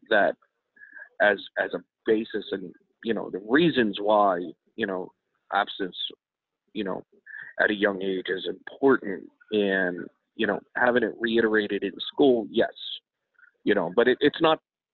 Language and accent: English; Baltimore, Maryland, United States; now in West Virginia, United States; I grew up in Baltimore